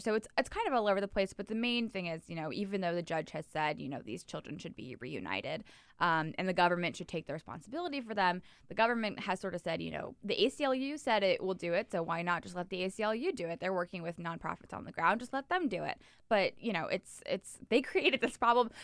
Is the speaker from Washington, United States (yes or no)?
no; Florida, United States; I was born and raised in Florida.